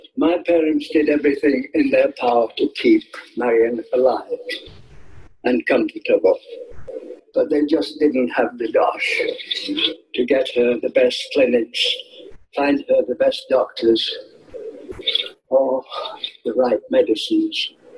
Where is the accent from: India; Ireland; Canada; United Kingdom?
United Kingdom; Barnsley, Yorkshire and the Humber; I'm from Barnsley